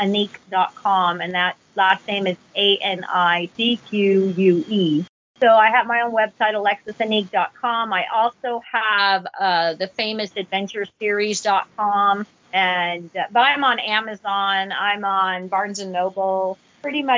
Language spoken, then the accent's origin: English; Vancouver, Washington, United States; also born or lived in Battle Ground, Washington / Camas, Washington / Washougal, Washington; now in Houston, United States; I was raised in Washington State